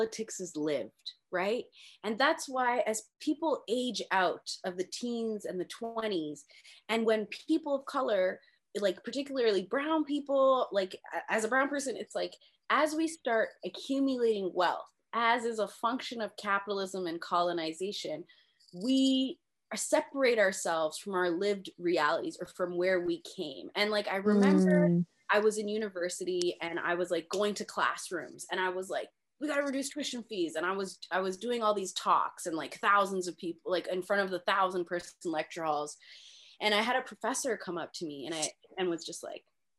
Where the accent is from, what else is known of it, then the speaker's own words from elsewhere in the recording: Mississauga, Ontario, Canada; I was from the suburbs. I was from Mississauga